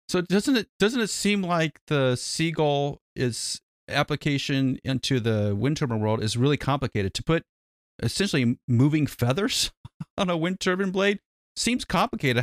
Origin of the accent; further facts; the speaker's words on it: United States; we're an American